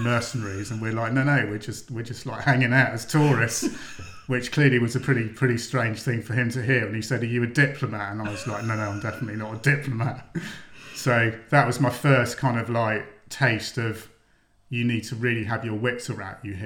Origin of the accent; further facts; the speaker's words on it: England, United Kingdom; grown up as an Englishman in the sort of 70s and 80s